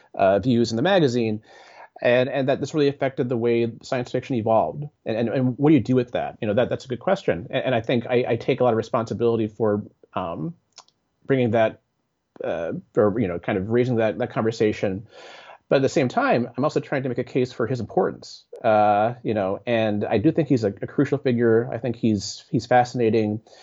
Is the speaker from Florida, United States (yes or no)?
no; Bay Area, California, United States; I grew up in the Bay Area